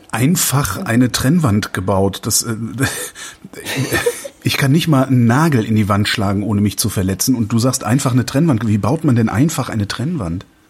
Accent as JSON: {"language": "German", "area": "the West", "region": "western Germany", "country": "Germany", "tie": "born or raised there", "said": "ich bin im Westen groß geworden"}